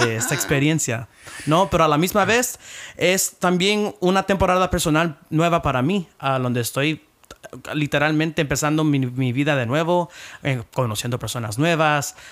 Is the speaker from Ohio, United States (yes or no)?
no; Philadelphia, Pennsylvania, United States; moved away as an adult; also born or lived in San Antonio, Texas / Puerto Rico (ancestry); now in Washington, United States; vengo de la ciudad de Filadelfia, está en el este, parte de los Estados Unidos